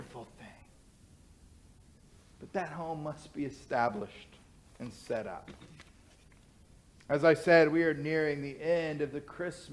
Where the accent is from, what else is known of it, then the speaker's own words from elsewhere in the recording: Cleburne, Texas, United States; moved away as an adult; My family moved to Cleburne when I was 12 years old. So for me, Cleburne is my hometown. I spent my teenage years there